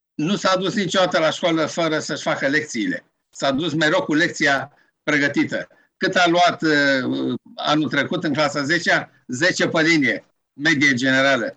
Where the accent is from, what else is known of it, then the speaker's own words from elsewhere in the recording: Romania; also born or lived in Alexandria; spun din România.